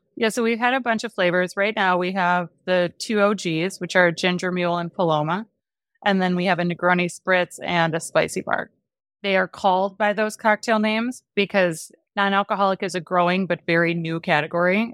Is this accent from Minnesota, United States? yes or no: no; Wisconsin, United States; I grew up in Wisconsin